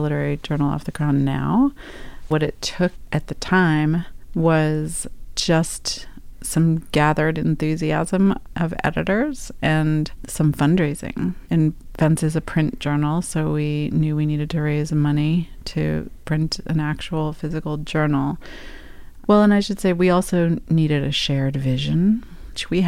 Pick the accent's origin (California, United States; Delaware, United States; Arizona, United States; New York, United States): New York, United States; New York City; move back to my hometown of New York City